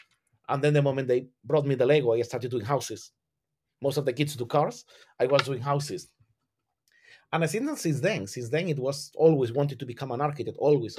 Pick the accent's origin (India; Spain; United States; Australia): Spain; southern Spain; English is a second language; I am from Southern Spain, and you have that always around you. You are surrounded by heritage. You're surrounded by historic architecture.